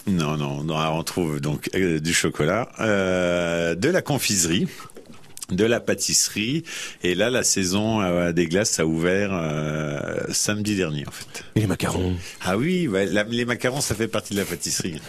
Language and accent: French; Dijon, Bourgogne-Franche-Comté, France; also born or lived in Lyon; now in Auxerre, France; je viens de Dijon, je, suis, châtillonnais, donc Côte de Rien.